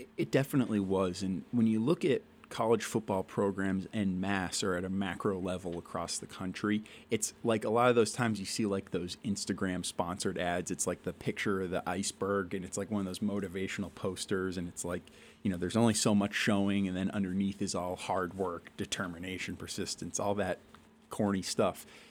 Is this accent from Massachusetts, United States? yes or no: yes; Shrewsbury, Massachusetts, United States; also born or lived in Worcester, Massachusetts / Providence, Rhode Island / Amherst, Massachusetts; I was born in Worcester, Mass. I grew up in Shrewsbury, Massachusetts, went to high school in Worcester